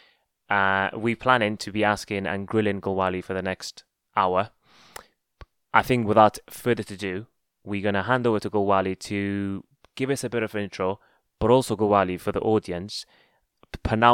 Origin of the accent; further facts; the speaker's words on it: Afghanistan; now in United Kingdom; we're both from Afghanistan